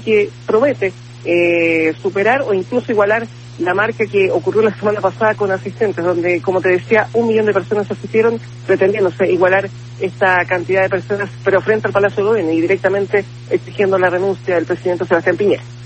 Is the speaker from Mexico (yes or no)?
no; Chile